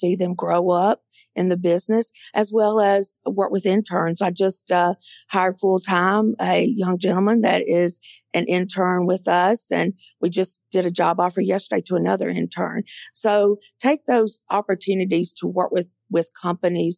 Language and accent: English; Mississippi Delta, United States; moved away as an adult; also born or lived in Atlanta; I grew up in the Mississippi Delta, and I love the Mississippi Delta. It's my home.